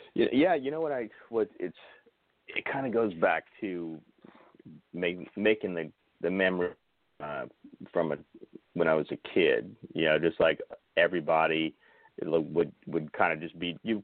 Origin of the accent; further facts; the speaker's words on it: New Orleans, Louisiana, United States; also born or lived in Los Angeles / Mandeville, Louisiana; I was born in New Orleans, and um, so basically yeah, my family's been been in Louisiana since before it was Louisiana